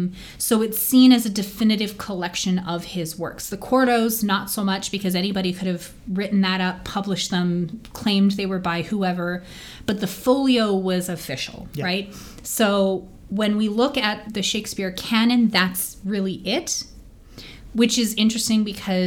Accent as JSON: {"language": "English", "town": "Edmonton", "region": "Alberta", "country": "Canada", "said": "we are from Edmonton, Alberta"}